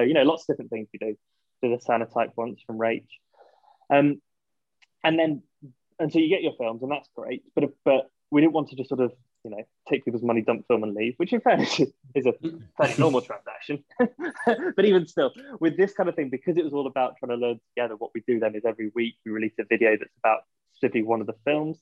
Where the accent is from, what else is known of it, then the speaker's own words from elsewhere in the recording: Yorkshire and the Humber, United Kingdom; moved away as an adult; also born or lived in London / Switzerland; I am from Yorkshire